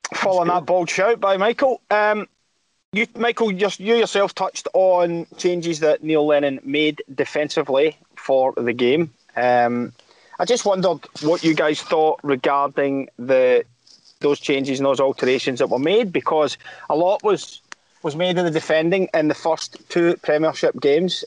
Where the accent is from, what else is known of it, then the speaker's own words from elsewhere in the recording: Blantyre, Scotland, United Kingdom; I used to play in a park in in uh, in, in Blantyre that was black ash